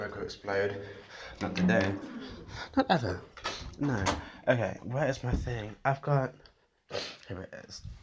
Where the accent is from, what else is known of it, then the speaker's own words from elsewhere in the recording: United Kingdom; I'm British as well